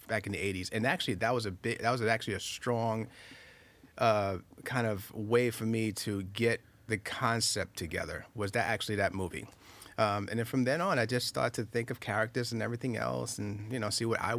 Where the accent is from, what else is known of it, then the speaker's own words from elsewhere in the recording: Queens, New York, United States; I started filming when I was 10 years old back in Far Rockaway, Queens. I'm a New Yorker, so I'm in Queens, right? So we're in Queens by the beach and everything else